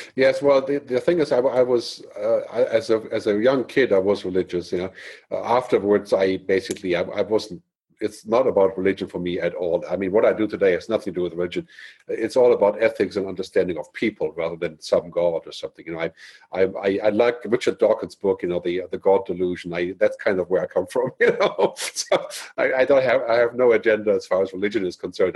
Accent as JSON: {"language": "English", "country": "Germany", "tie": "born or raised there", "also_born_or_lived": "San Francisco / Boston", "moved": "as an adult", "said": "I grew up in Germany"}